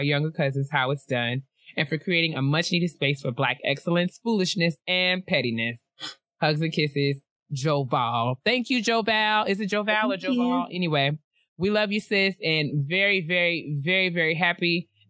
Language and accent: English; Hamden, Connecticut, United States; from Hamden, Connecticut.